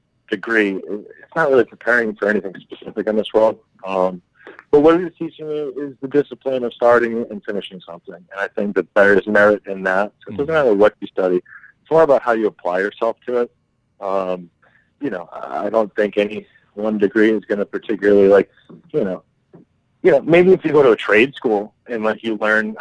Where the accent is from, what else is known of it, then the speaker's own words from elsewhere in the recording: United States; moved away; also born or lived in Rome, Italy; being an American living in Europe at the time during the Bush administration.